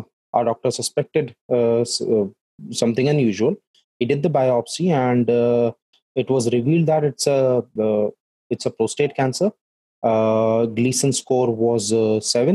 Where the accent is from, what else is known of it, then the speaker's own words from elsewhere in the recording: Jaipur, Rajasthan, India; I am from Jaipur